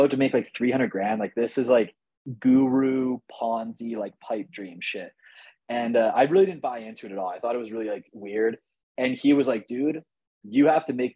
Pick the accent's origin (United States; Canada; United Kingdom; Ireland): Canada; I'm Canadian.